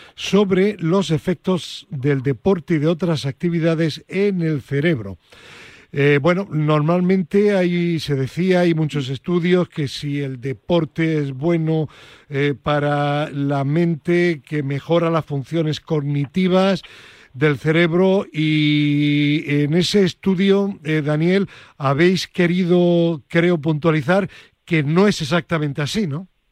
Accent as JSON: {"language": "Spanish", "town": "Granada", "region": "Andalusia", "country": "Spain", "said": "mi tierra, concretamente a la Universidad de Granada"}